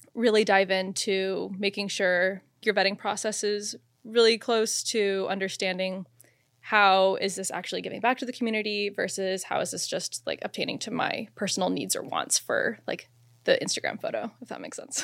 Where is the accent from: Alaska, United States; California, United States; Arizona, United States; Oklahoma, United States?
Arizona, United States; Phoenix; I'm from Phoenix, Arizona